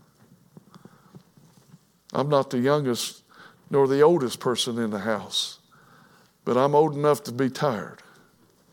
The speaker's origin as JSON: {"language": "English", "region": "Kentucky", "country": "United States", "tie": "born or raised there", "said": "I was born in Kentucky"}